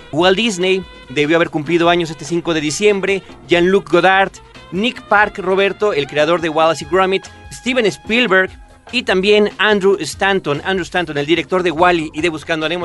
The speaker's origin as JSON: {"language": "Spanish", "country": "Mexico"}